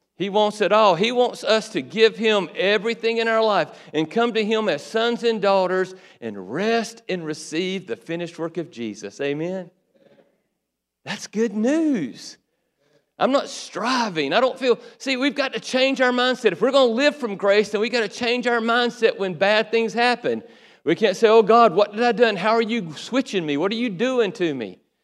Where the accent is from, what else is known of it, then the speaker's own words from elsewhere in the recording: Waycross, Georgia, United States; also born or lived in Valdosta, Georgia; Waycross, my hometown